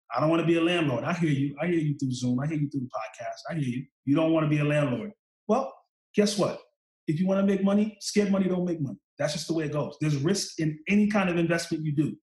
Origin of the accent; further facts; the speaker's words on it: New York City, New York, United States; I come from Eastern New York, Brooklyn.